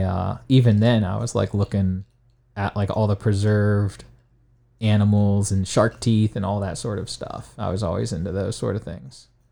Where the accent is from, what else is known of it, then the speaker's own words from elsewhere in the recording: Alliance, Ohio, United States; I grew up in Alliance, Ohio, which is in Stark County